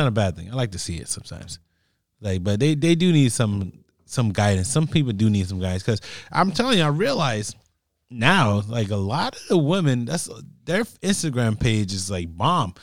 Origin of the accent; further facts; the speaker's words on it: Jamaica; I'm Jamaican